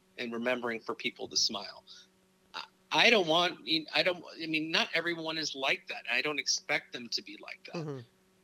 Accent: Torrance, California, United States; born there; I was born in Torrance.

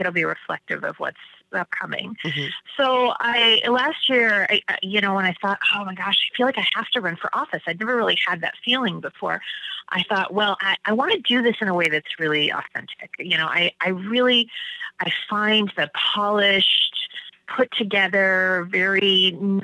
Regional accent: Washington, United States; now in Maine, United States; I grew up in Washington State

